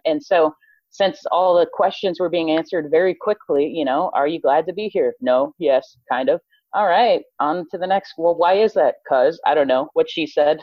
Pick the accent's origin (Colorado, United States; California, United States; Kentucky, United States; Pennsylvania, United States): Colorado, United States; moved away as an adult; now in Texas, United States; was born and raised in Colorado